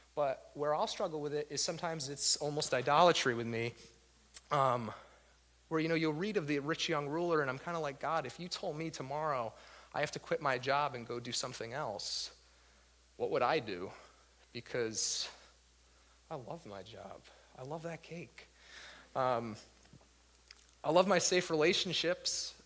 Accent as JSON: {"language": "English", "town": "Waterbury", "region": "Connecticut", "country": "United States", "tie": "born or raised there", "moved": "as an adult", "said": "I was born and raised in Waterbury uh, pretty much my whole life up until just a few years ago."}